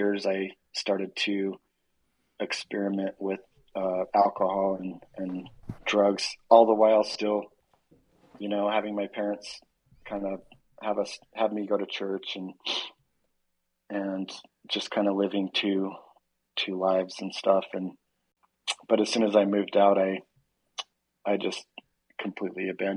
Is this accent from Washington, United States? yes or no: no; Orem, Utah, United States; moved away; also born or lived in California; I grew up in Orem, Utah